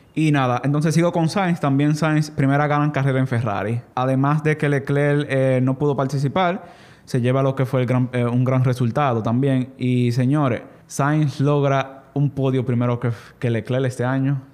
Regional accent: Dominican Republic; yo como dominicano que, sé, que soy

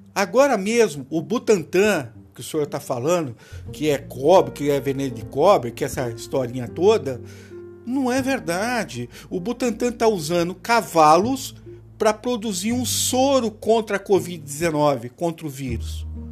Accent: Rio Claro, São Paulo, Brazil; also born or lived in Campinas, São Paulo; eu nasci em Campinas, São Paulo, né? Mas eu morei um tempo uh, em Rio Claro, lá quando era dois ou três anos

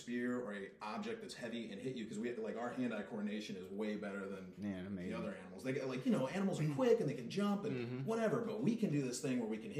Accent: Cleveland, Ohio, United States; because I'm from very low working class Cleveland.

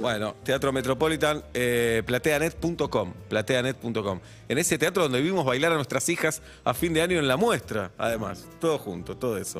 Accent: José Mármol, Buenos Aires Province, Argentina; De, José Mármol

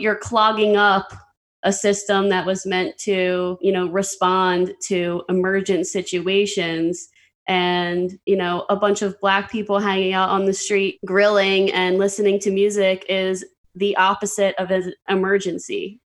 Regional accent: Pennsylvania, United States; I'm from Pennsylvania

